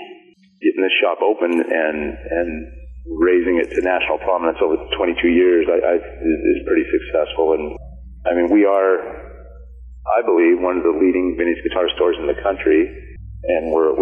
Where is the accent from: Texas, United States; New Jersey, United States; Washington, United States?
Washington, United States; Chehalis; now in Seattle, United States; I was born in Chehalis, which is kind of centered in between Seattle and Portland, right down I-5 in Lewis County. And I kind of grew up out in the rural area out in southwest Washington.